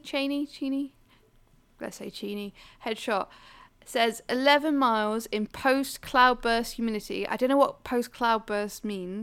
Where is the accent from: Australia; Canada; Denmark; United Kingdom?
United Kingdom; Wales; I am Welsh. I believe, Plaid Cymru, whatever, you know.